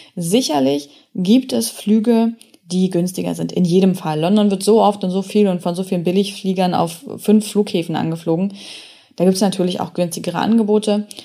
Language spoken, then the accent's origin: German; Germany; ich bin in Deutschland aufgewachsen